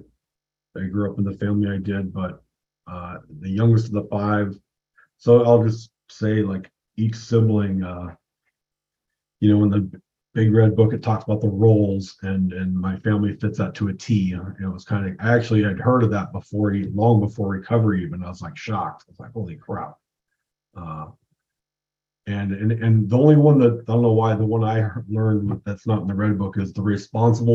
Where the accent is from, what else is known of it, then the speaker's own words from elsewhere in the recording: West Coast, United States; I grew up on the West Coast